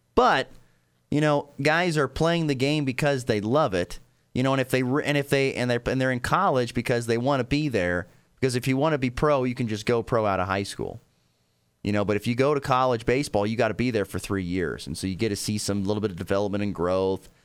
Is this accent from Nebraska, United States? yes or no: yes; Nebraska, United States; Growing up in Nebraska